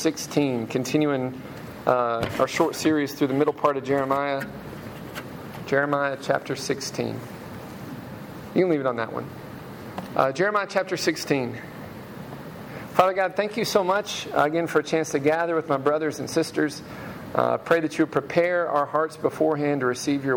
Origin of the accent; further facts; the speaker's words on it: Memphis, Tennessee, United States; When I was a kid, I grew up in Hickory Hill near Crump Elementary